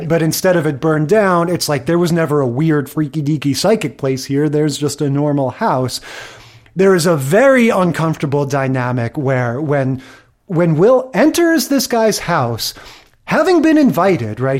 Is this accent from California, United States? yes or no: no; New York area, United States; I grew up in the New York area.